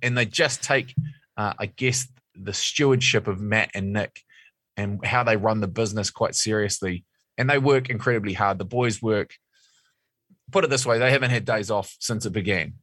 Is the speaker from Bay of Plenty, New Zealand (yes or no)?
yes; Mount Maunganui, Bay of Plenty, New Zealand; I'm from Mount Maunganui